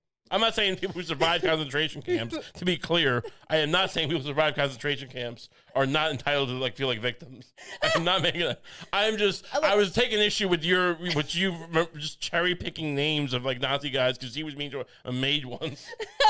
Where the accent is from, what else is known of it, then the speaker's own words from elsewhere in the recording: Ohio, United States; born there; I was born in Dave, Ohio.